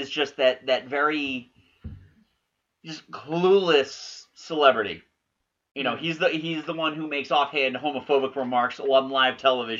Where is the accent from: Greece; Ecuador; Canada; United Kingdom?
United Kingdom; now in United States; Being a Brit, they were sending all the British garbage over here and selling it to PBS.